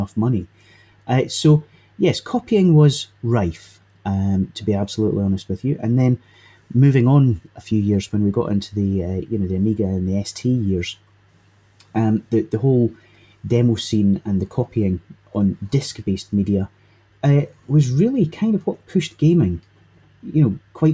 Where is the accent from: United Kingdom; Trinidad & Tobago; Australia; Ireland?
United Kingdom; Leven, Scotland; also born or lived in Dundee / Windsor; I grew up in Fife, as you can tell from the charming accent, which was an old seaside resort, or Leven, the town I grew up in, was an old seaside resort